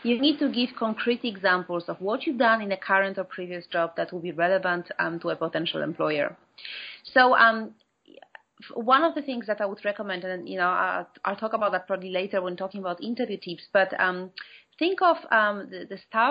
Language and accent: English; Poland; moved away as an adult; now in London, United Kingdom; I'm from Poland originally, but I've been here for 17 years now.